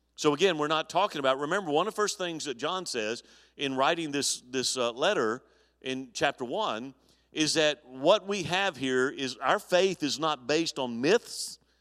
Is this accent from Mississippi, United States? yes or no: no; Mobile, Alabama, United States; moved away; my hometown in Al, in Mobile, Alabama